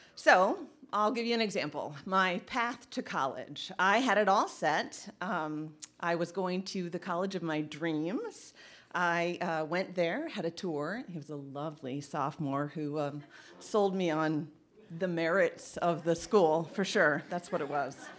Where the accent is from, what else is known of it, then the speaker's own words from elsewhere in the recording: Indiana, United States; also born or lived in Massachusetts / Charlotte, North Carolina; now in Traverse City, United States; I grew up in Indiana